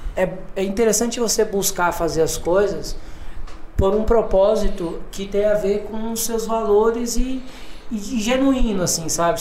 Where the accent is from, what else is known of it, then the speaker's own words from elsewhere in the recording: Cuiabá, Mato Grosso, Brazil; moved away as an adult; also born or lived in Minas Gerais; now in São Paulo, Brazil; não sou daqui de São Paulo, né? Moro aqui, trabalho aqui já há alguns anos, mas sou, sou cuiabano, nasci em Mato Grosso.